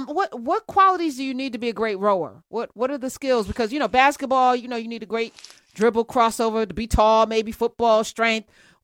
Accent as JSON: {"language": "English", "region": "New Jersey", "country": "United States", "said": "I'm from Jersey. My daddy's from Newark"}